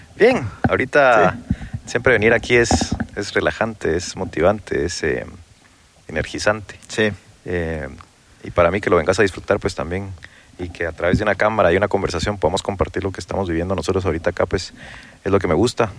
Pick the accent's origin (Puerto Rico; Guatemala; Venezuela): Guatemala; Carretera a El Salvador, Guatemala Department; cuando yo nací, cuando tenía ocho meses, mis papás se pasaron a vivir a Carretera El Salvador